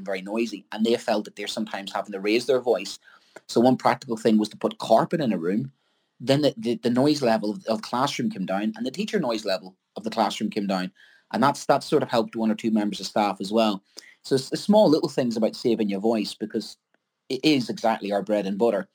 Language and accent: English; Ireland; being an Irishman